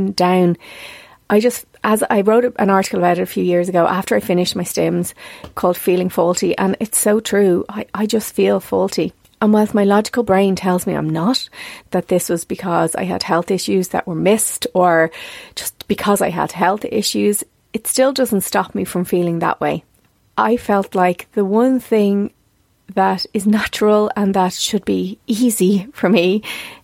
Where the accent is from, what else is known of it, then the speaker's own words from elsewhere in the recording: South County Dublin, Leinster, Ireland; where I came from South County Dublin